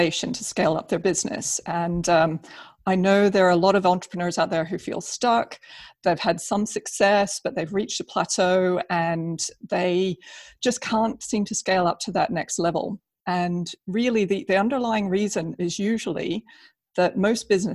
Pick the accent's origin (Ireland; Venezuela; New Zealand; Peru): New Zealand; moved away as an adult; also born or lived in United Kingdom; I'm originally from New Zealand